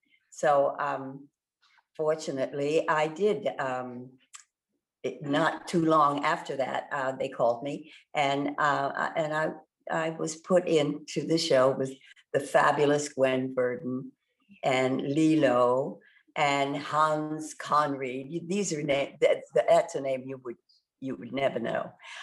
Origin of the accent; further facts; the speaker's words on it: Washington, District of Columbia, United States; So that's the long story of how I came from Washington, D.C., all the way to New York